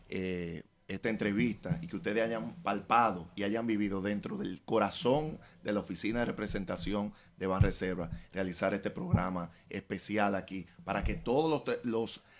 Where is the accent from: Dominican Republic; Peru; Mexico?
Dominican Republic; ustedes saben cómo somos los dominicanos, nosotros estamos recibiendo también eh, a nuestra diáspora